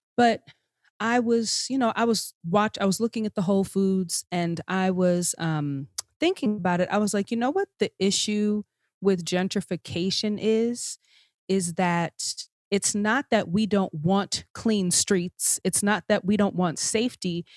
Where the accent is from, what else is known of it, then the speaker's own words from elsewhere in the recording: Long Island, New York, United States; I grew up on Long Island, um, a suburb